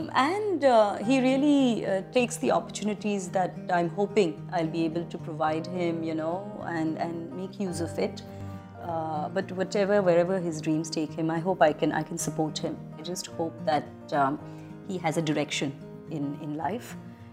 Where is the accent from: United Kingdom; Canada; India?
India; I'm very Indian in the way I am